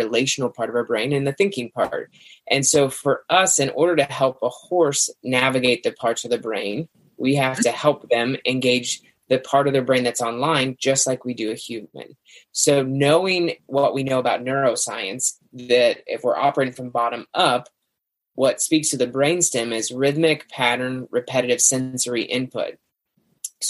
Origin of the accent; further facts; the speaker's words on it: Central Illinois, United States; I'm from Central Illinois